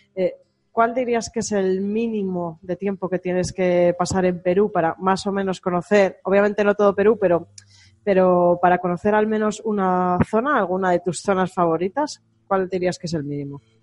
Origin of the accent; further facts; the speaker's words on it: Spain; no somos iguales los españoles